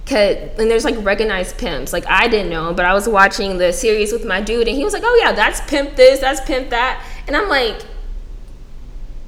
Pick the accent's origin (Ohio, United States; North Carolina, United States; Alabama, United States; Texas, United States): Texas, United States; Houston; moved away; I'm from Houston